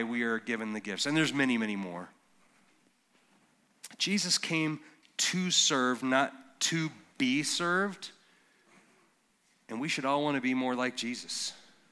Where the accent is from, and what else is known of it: Colorado, United States